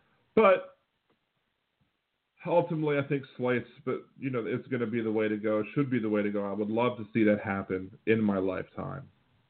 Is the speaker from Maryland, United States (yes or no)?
yes; Maryland, United States; moved away; It's my annual trip to visit my family. Because I'm originally from Maryland.